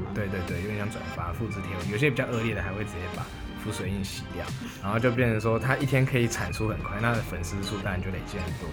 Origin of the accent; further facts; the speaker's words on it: Pingtung County, Taiwan; moved away as an adult; now in Taoyuan, Taiwan; 我的家乡在屏东